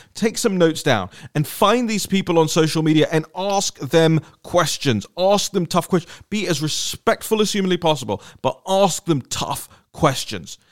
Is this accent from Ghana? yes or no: no; London, United Kingdom; moved away as an adult; now in Washington, D.C., United States; I grew up, I was born and raised in London